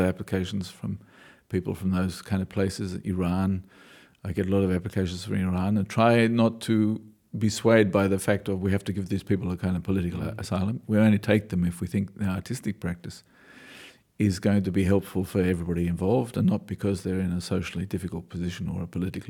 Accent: Australia; I know I'm an Australian when I mumble, people always tell me, or I know Australians know I'm an Australian when occasionally my vowels bend

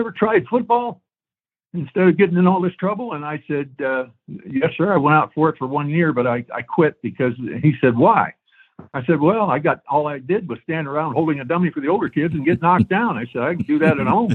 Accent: Stow, Ohio, United States; growing up in Stowe, Ohio, which was roughly about 20 miles from Akron

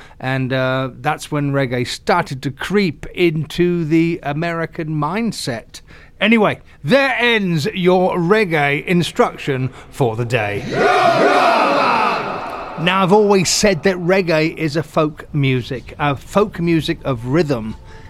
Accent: England, United Kingdom; now in United States; I grew up in England, and around the 70s, there was the wonderful bands

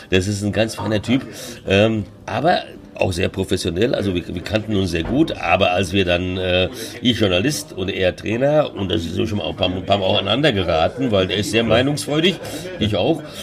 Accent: São Paulo, Brazil; Ich sage, ja, komm, wir alte Brasilianer, komm, ja. Und, oder kam aus São Paulo, so wie ich, wo ich aufgewachsen bin. Und hat an meinem Tonfall auch gehört, das ist äh, São Paulo Deutsch, äh, São Paulo Portugiesisch.

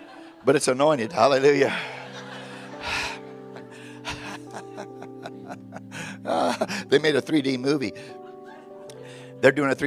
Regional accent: Memphis, Tennessee, United States; I was born in Memphis

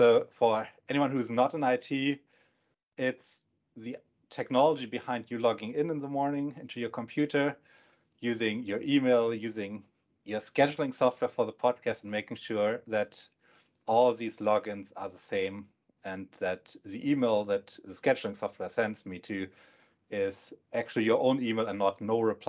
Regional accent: Northern Germany, Germany; English is a second language; moved away as an adult; also born or lived in Pacific Northwest, United States; now in Bellevue, United States; I can tell you, it's the same in Germany, at least in the northern part where I'm from.

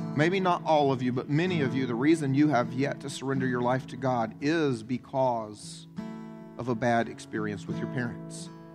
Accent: the South, United States; I was raised in the South.

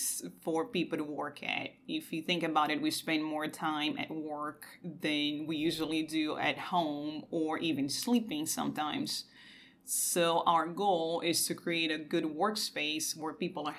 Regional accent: Rio de Janeiro, Brazil; moved away as an adult; also born or lived in Lawrence, Kansas; now in Kansas City, United States; I'm originally from Brazil. I was born and raised in Rio

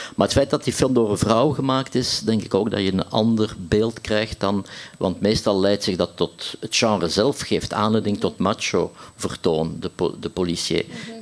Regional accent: Ghent, Flanders, Belgium; ik als Gentenaar

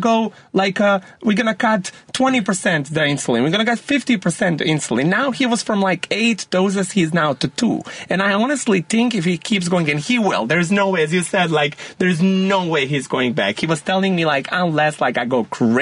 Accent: Montenegro; I grew up in Montenegro

